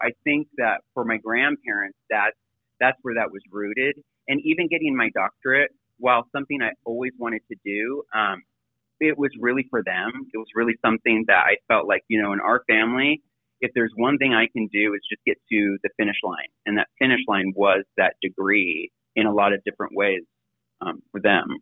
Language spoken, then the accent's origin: English; Seattle, Washington, United States; also born or lived in Bremerton, Washington; I grew up in Seattle